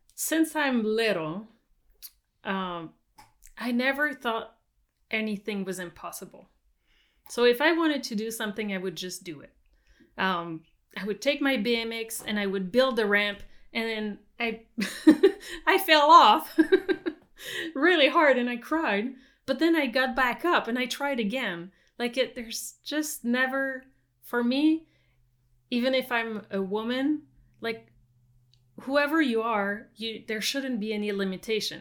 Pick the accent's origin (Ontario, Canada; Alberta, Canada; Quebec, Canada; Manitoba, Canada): Quebec, Canada; south of Montreal; English is a second language; moved away as an adult; also born or lived in California; now in British Columbia, Canada; I was born in Quebec